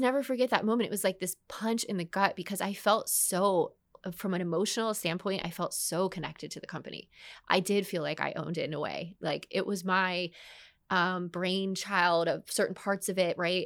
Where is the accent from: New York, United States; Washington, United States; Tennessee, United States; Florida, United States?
Florida, United States; Orlando; also born or lived in Dallas; I'd moved back to Orlando. I followed a man here, didn't end up marrying him, but b, all the same, I followed a man here, come back to my hometown